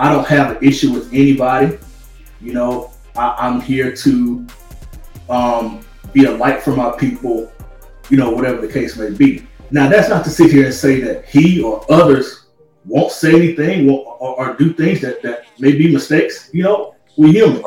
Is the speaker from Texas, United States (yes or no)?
no; Arkansas, United States; now in Los Angeles, United States; my home state of Little Rock, home state of Arkansas